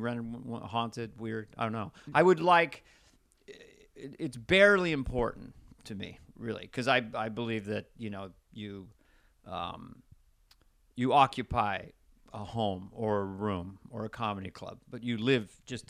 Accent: Montana, United States; now in Hollywood, United States; I'm from Montana originally

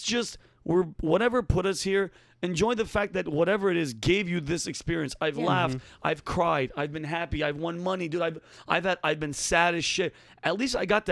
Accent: Yonkers, New York, United States; I'm from Yonkers. Me, my brother, my sister were born in Yonkers, New York.

